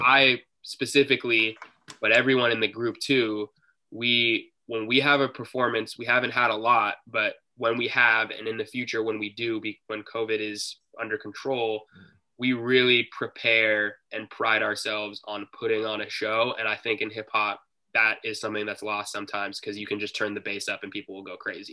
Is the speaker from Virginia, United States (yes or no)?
no; Seattle, Washington, United States; we're from Seattle